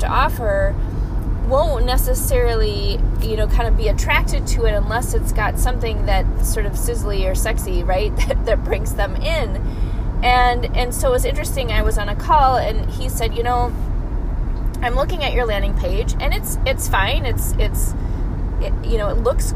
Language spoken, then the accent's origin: English; Midwest, United States; I'm from the Midwest.